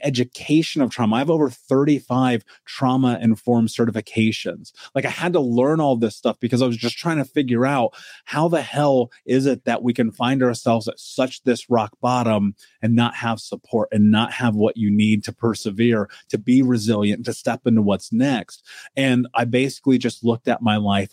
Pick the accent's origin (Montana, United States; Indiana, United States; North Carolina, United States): Indiana, United States; Indianapolis; I grew up in America. I grew up in Indianapolis.